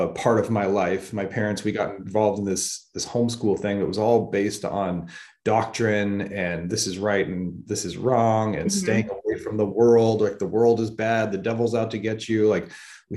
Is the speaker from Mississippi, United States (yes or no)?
no; Northern California, United States; also born or lived in Stockton, California; I'm from Northern California. And so I lived in the valley, and when I was a place called Stockton for a while, and then we moved up to the mountains